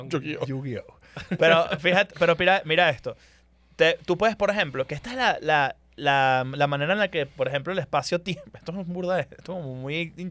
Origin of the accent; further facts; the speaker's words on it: Spain; Pero soy español. Entonces. ¿Eres español? Yo soy. Yo tengo pasaporte europeo.